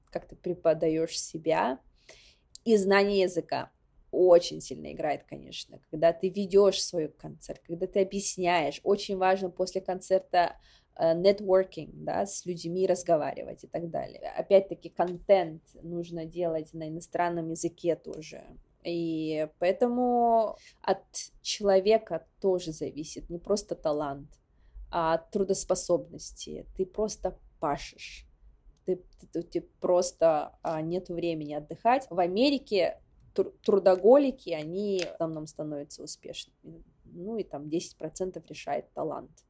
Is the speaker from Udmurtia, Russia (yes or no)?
no; Sakha Republic, Russia; потому что я из Якутии, потому что я из а, села Ускюля, это вот заслуга моих предков.